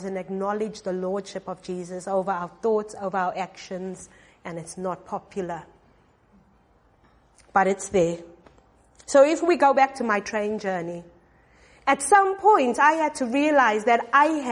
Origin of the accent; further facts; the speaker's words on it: South Africa; I'm from South Africa